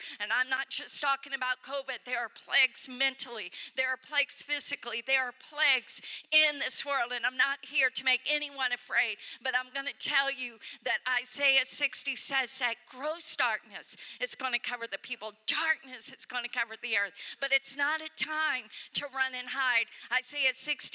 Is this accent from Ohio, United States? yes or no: yes; Ohio, United States; I come from Ohio. I come from the state where our motto is, with God, all things are possible.